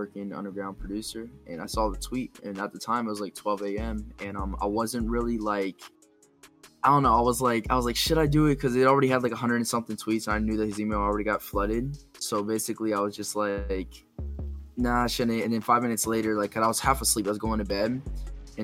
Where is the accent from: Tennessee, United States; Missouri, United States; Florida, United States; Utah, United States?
Florida, United States; Lakeland; moved away as an adult; now in Los Angeles, United States; I'm a music producer based out of Lakeland, Florida, but I recently moved to Los Angeles, Hollywood Hills.